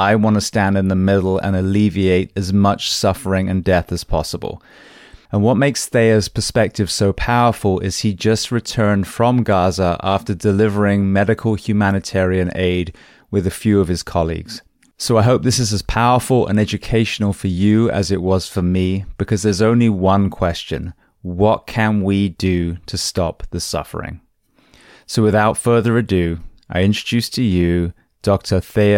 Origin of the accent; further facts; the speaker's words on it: England, United Kingdom; now in United States; I came from England. It was a pretty flawless transition, really. I'm not escaping, anything too sinister. I speak the language.